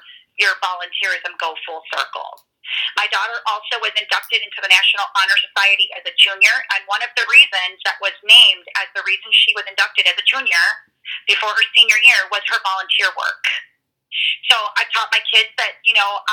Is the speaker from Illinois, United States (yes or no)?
yes; Illinois, United States; It'll be in my home state